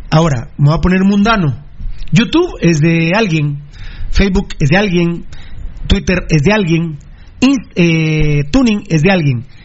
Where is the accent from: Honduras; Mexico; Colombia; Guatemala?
Guatemala; Siendo un país tan grande como somos los guatemaltecos